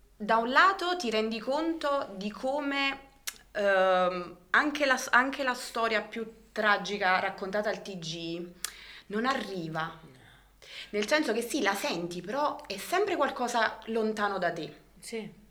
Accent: Alife, Campania, Italy; sono di Alife

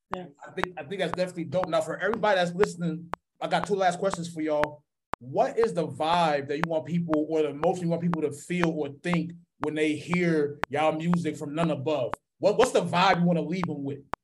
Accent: East Coast, United States; now in Minneapolis, United States; I'm from the East Coast, I've been here for a minute

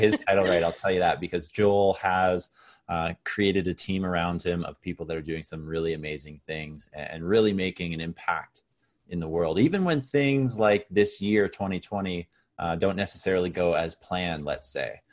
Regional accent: Canada; also born or lived in Caribbean; Oh, I'm back in my hometown

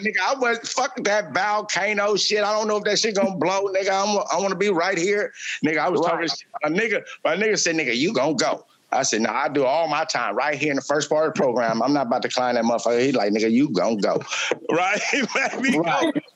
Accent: Oakland, California, United States; fiftieth in uh, Vicksburg. That's where I grew up

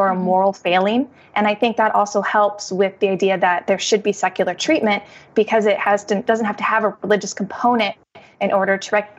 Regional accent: Iowa, United States; I grew up in Iowa

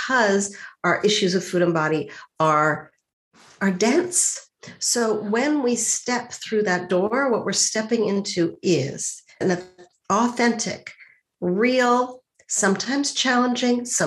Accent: Montreal, Quebec, Canada; I grew up in Montreal

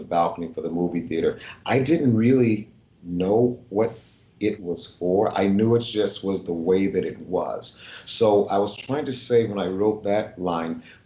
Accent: Edenton, North Carolina, United States; moved away; I was born there in 1952

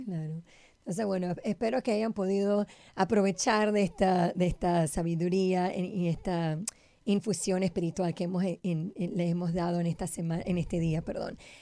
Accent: Panama; yo soy panameña

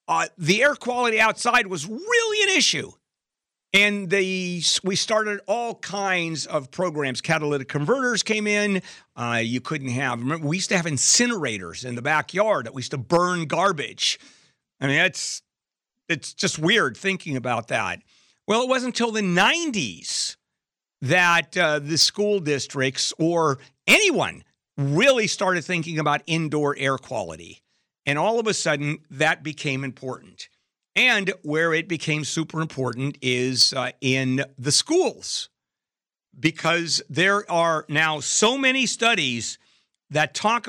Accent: California, United States; I grew up in Southern California.

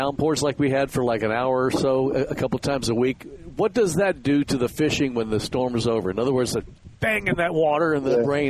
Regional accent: Miami, Florida, United States; growing up in Miami

